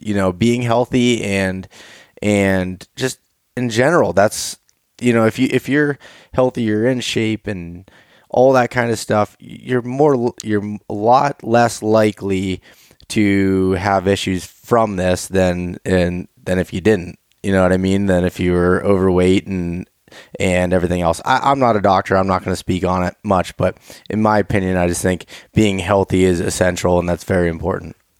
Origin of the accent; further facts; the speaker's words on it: Appalachian Mountains, United States; also born or lived in Pittsburgh area; that's where I grew up, right in the center of it